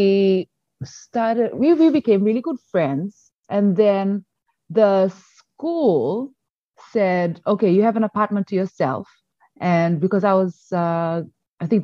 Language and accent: English; Fiji; moved away as an adult; also born or lived in China; now in Shandong, China; I am from Fiji, actually. So I was brought up and worked and lived and everything in Fiji.